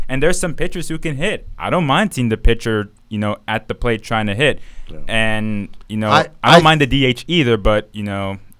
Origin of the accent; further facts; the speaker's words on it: England, United Kingdom; born there; That's my home team. I was born in England.